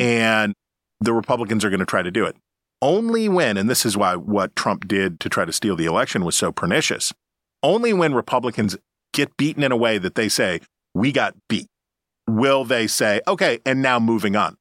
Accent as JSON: {"language": "English", "town": "Wheeling", "region": "West Virginia", "country": "United States", "tie": "born or raised there", "said": "my hometown of Wheeling, West Virginia"}